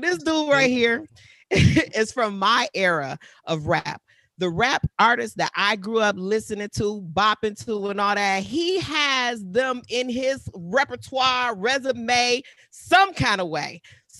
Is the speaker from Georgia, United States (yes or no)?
no; Detroit, Michigan, United States; I'm from Detroit.